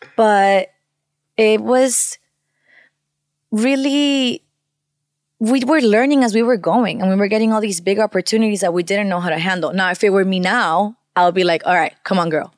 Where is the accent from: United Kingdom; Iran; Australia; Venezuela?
Venezuela; first language Spanish; English is a second language; now in United States; I grew up in Venezuela, so I also grew up with a lot of Latin sounds